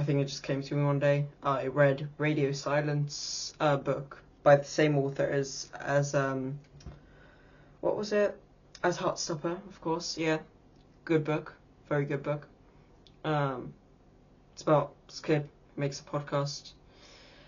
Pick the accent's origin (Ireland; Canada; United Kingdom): United Kingdom; England; I am 13 years old, in England, actually. Unfortunately, I'm British.